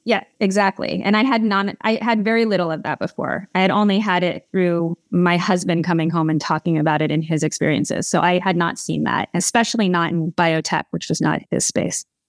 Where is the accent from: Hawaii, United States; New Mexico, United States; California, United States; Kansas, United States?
California, United States; Malibu; also born or lived in Los Angeles; I am from Southern California, so I grew up in Malibu